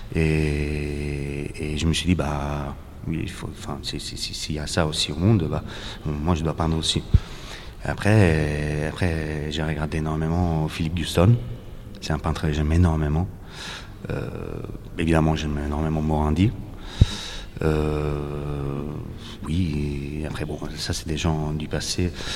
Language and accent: French; Naples, Campania, Italy; accent: Italian; French is a second language; moved away as an adult; also born or lived in Paris; now in Greece; Cette ville, là c'est là où j'ai grandi.